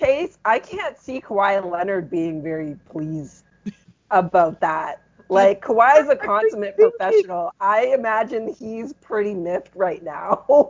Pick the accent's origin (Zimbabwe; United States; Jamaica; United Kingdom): Jamaica; now in Toronto, Canada; I'm still from Jamaica, man. I was still born in Jamaica.